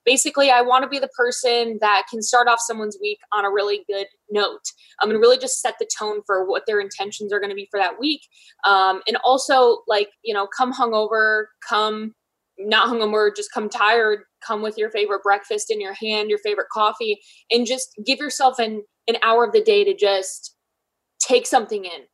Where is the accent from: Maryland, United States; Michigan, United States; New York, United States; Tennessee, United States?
Michigan, United States; now in Columbus, United States; I'm from Michigan, but I live in Columbus, Ohio.